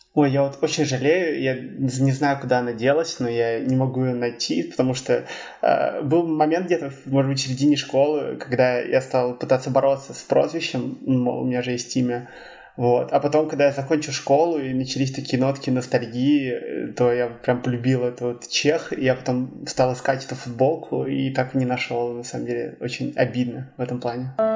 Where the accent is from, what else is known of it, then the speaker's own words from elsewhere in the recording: Saint Petersburg, Russia; я из Петербурга, мне 23 года